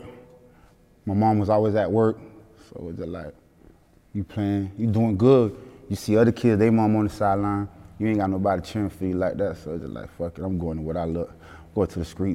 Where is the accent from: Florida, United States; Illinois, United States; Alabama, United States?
Florida, United States; Fort Lauderdale; also born or lived in Caribbean (Haitian heritage); I'm from Fort Lauderdale, the east.